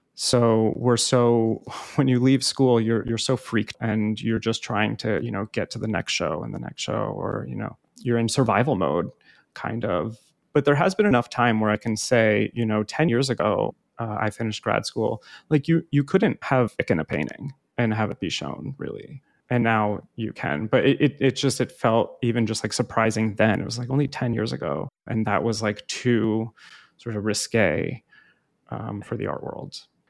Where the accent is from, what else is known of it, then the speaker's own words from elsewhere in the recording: New Jersey, United States; also born or lived in Hoboken, New Jersey; I grew up in North Jersey